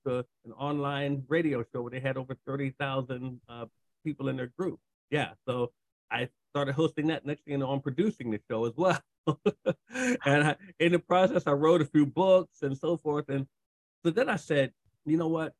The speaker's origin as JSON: {"language": "English", "region": "Maryland", "country": "United States", "said": "I'm from Maryland."}